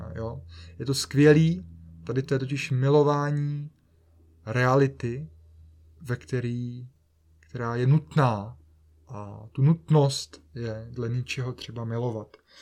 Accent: Bohemia, Czechia; jsem se narodil v Čechách

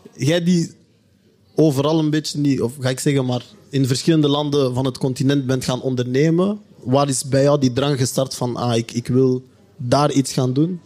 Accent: Belgium; wij die hier geboren zijn

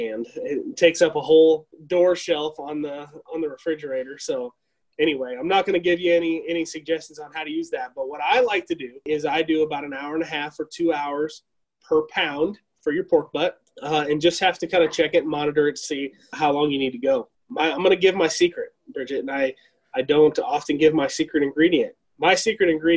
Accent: United States; I'm American and I'm very, very proud to be an American

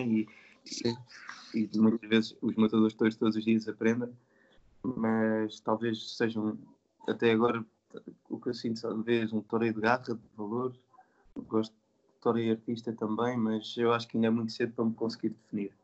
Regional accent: Santarém, Santarém District, Portugal; nasci e sou de Santarém

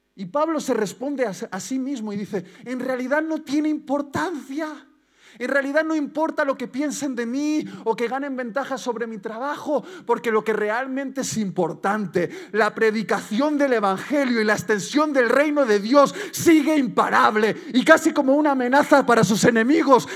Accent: Basque Country, Spain; como buen vasco

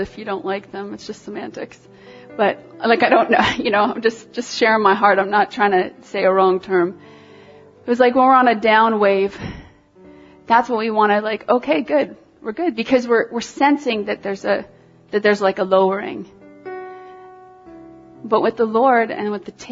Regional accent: Toronto, Ontario, Canada; I'm from Toronto.

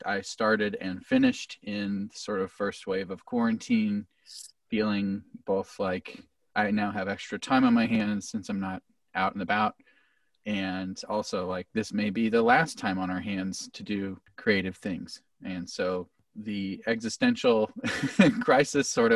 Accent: Camdenton, Missouri, United States; I grew up in Camdenton, which is Lake of the Ozarks

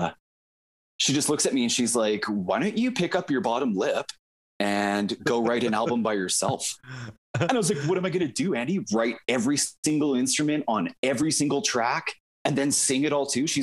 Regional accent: Okotoks, Alberta, Canada; also born or lived in Vancouver / Delta, Manitoba; now in Calgary, Canada; We grew up together in Okotoks.

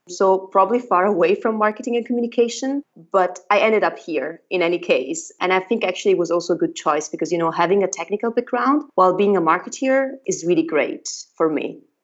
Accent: northern Italy, Italy; first language Italian; English is a second language; moved away as an adult; also born or lived in Padua, Italy; now in Berlin, Germany; I'm Italian and I come from a tiny little village in the middle of nowhere in the north of Italy.

